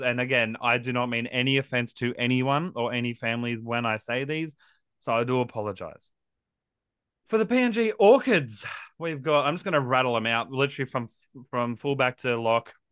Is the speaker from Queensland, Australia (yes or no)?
yes; Queensland, Australia; as a Queenslander